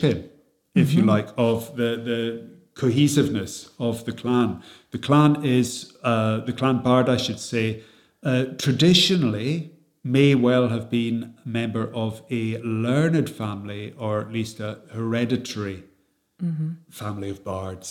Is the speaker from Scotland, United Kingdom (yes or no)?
yes; Scottish Highlands, Scotland, United Kingdom; our path to modernity, you know, talking as Scottish Gaels, is different from, you know, people in the Lowlands.